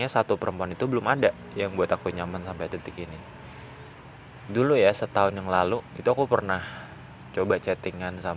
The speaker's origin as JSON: {"language": "Indonesian", "region": "West Java", "country": "Indonesia", "tie": "born there", "lives_now": "Gunungkidul, Indonesia", "said": "Kabupaten Gunung Kidul yang aku tempati saat ini kemudian aku pengen banget jadi gubernur Jawa Barat karena aku lahirnya di Jawa Barat"}